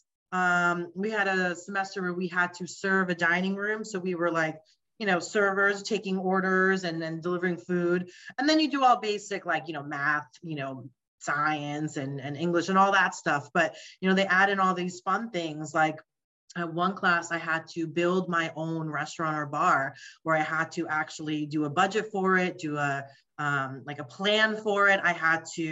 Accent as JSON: {"language": "English", "town": "New York City", "region": "New York", "country": "United States", "tie": "born or raised there", "said": "I grew up in Queens, where I currently still live in Queens. So Queens girl all the way"}